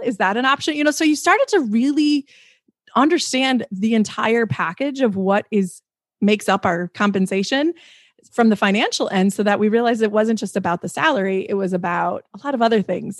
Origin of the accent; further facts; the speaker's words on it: Midwest, United States; I come from the Midwest. Like, we're humble people